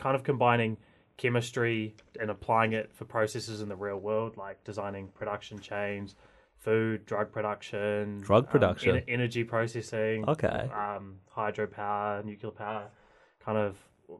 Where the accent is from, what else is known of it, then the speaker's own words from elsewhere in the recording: Christchurch, Canterbury, New Zealand; Yeah, I grew up in Christchurch.